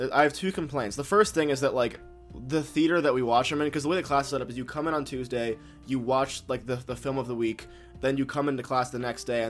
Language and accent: English; New York, United States; I'm also from New York.